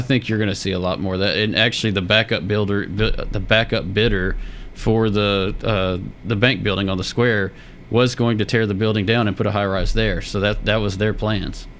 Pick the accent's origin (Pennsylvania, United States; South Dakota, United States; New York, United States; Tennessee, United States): Tennessee, United States; Murfreesboro; born and raised in Murfreesboro